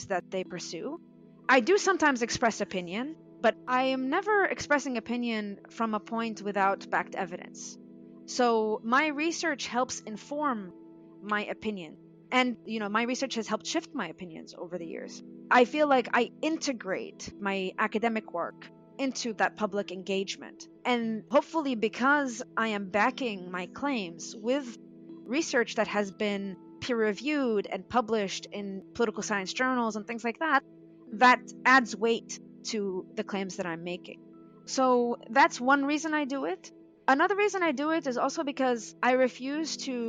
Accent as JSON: {"language": "English", "town": "Jerusalem", "country": "Palestine", "tie": "born or raised there", "moved": "yes", "lives_now": "United States", "said": "I was born in Jerusalem. I still have family in Jerusalem"}